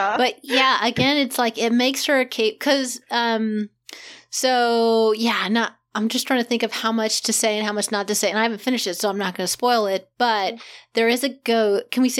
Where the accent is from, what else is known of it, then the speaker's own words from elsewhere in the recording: Kansas, United States; because I'm from Kansas, I'm a Midwestern kid